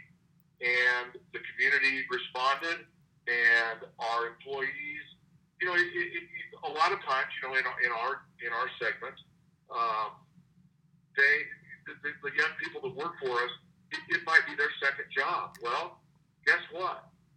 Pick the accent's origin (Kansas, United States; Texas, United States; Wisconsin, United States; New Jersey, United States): Kansas, United States; Wichita; I grew up in Wichita.